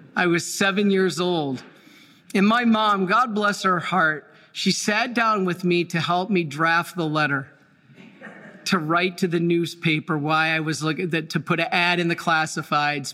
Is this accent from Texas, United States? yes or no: no; Dearborn, Michigan, United States; I was born in Dearborn, Michigan